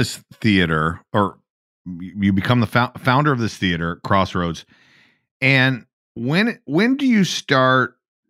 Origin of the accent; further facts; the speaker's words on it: Atlanta, Georgia, United States; I'm from Atlanta.